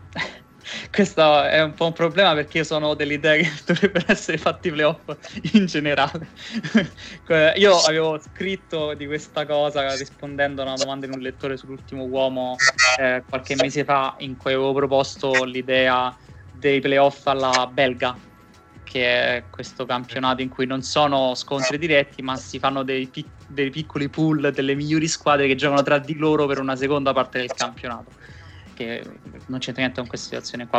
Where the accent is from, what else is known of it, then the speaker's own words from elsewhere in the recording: Rome, Lazio, Italy; noi che siamo entrambi di Roma